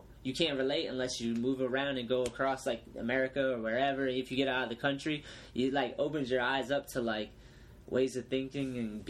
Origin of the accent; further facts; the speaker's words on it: New Bedford, Massachusetts, United States; growing up in New Bedford in like the projects, you know, like a ghetto little kid